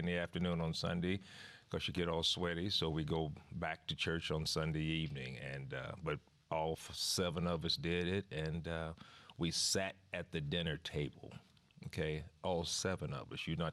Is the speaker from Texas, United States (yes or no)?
yes; Dallas, Texas, United States; Oak Cliff, Texas. Some people call it Oak Cliff, Texas, but I just call it Oak Cliff, South Dallas.